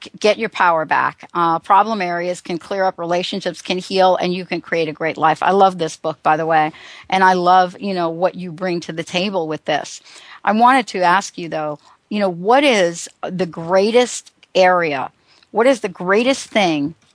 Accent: United States; also born or lived in New Jersey; now in Seattle, United States; me growing up in New York and New Jersey

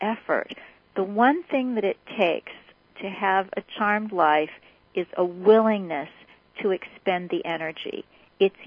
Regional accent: Kansas City, United States; I grew up in Kansas City

